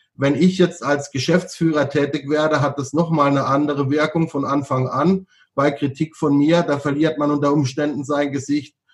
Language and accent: German; Freiburg, Baden-Württemberg, Germany; moved away as an adult; also born or lived in Bangkok, Thailand / Hanoi, Vietnam / Hong Kong; ich komme ja aus, aus Süddeutschland, gut, ich komme jetzt aus Baden